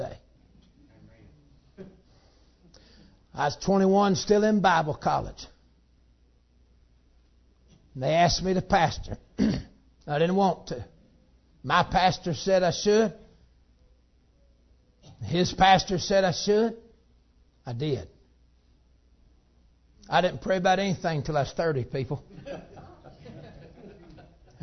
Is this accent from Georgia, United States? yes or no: yes; Georgia, United States; I'm from Georgia